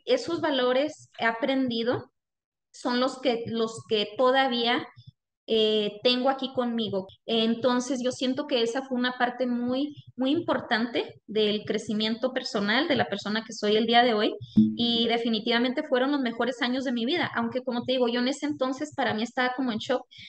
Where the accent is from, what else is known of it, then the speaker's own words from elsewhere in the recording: Chihuahua, Mexico; now in United States; yo soy de, de Ballesta, Chihuahua, es un pequeño municipio en la Sierra Tarumara del estado de Chihuahua, México, y es de donde nosotros somos